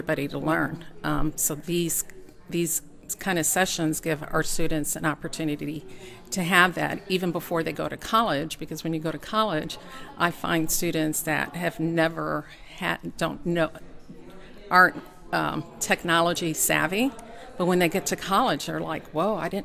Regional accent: Chicago, Illinois, United States; now in Kentucky, United States; I actually was born and raised in Chicago

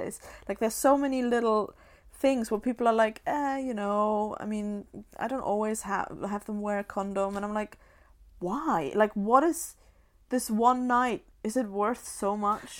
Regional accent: Germany; born or raised there; moved away

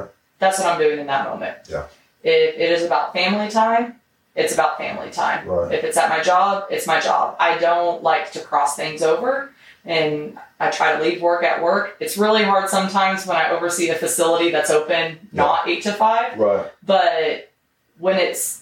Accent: Cimarron, Kansas, United States; moved away as an adult; now in Wichita Falls, United States; I'm originally from Kansas, small little town, Cimarron, about 1,800 people

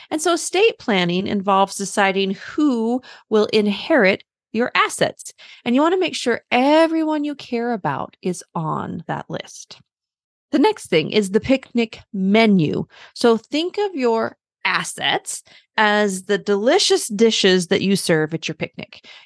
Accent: Germany; born there; So I was born in Germany. My dad was in the military, and and my younger sister was also born in Germany.

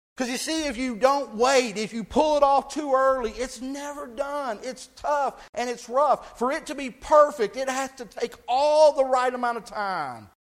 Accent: Texas, United States; I grew up in Texas

